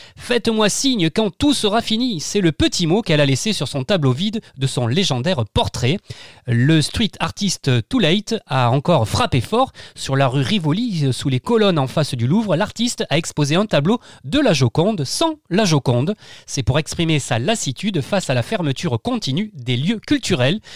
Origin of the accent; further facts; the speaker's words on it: Arles, Provence-Alpes-Côte d'Azur, France; je suis né à Arles